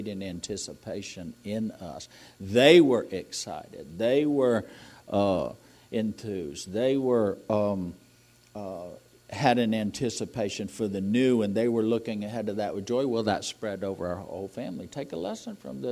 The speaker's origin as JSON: {"language": "English", "region": "New England", "country": "United States", "tie": "born or raised there", "moved": "yes", "said": "I'm from New England."}